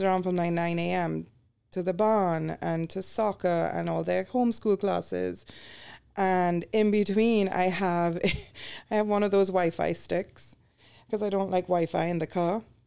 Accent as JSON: {"language": "English", "country": "Trinidad & Tobago", "tie": "born or raised there", "moved": "as an adult", "lives_now": "United States", "said": "when we were growing up, you know, in the eighties and nineties in the Caribbean"}